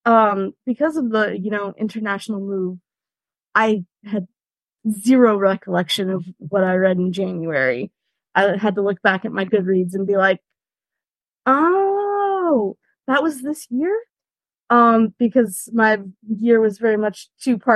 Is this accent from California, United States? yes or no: yes; California, United States; moved away as an adult; also born or lived in Rhineland, Germany; now in Germany